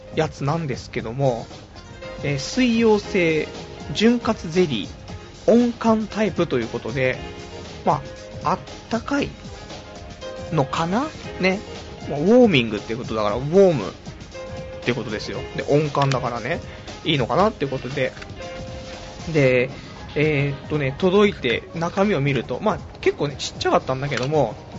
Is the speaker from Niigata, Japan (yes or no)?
no; Saitama, Japan; also born or lived in Tokyo; 埼玉生まれ、埼玉育ち、で、ちょっと上京したけども、すぐ挫折して今埼玉県民